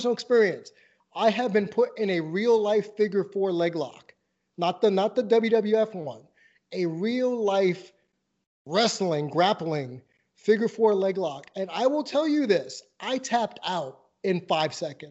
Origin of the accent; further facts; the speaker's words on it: New York, United States; moved away; I'm from New York originally and I have that New Yorker's mindset